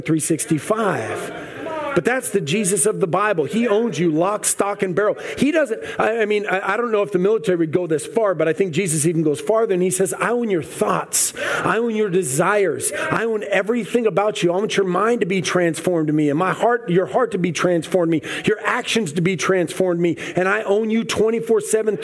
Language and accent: English; United States; I'm a U.S. Army veteran. I did 6 years active. I did two deployments. I love America. I believe in the Constitution. I am American.